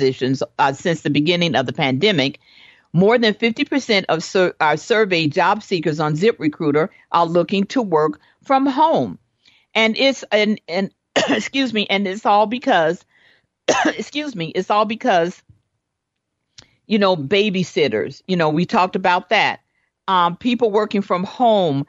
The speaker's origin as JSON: {"language": "English", "town": "Chicago", "region": "Illinois", "country": "United States", "tie": "born or raised there", "said": "me and my siblings, we grew up in Chicago"}